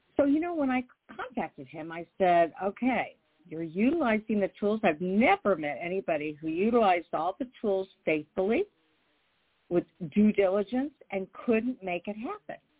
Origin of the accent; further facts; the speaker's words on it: Indianapolis, Indiana, United States; I'm from Indianapolis, Indiana, a huge mecca